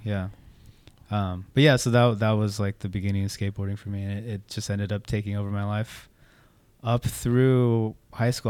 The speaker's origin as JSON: {"language": "English", "area": "Orange County", "region": "California", "country": "United States", "tie": "born or raised there", "also_born_or_lived": "San Luis Obispo / Santa Barbara / Gardena / Torrance", "said": "ended up making our way down to Orange County, uh, when I was, like, in fourth grade"}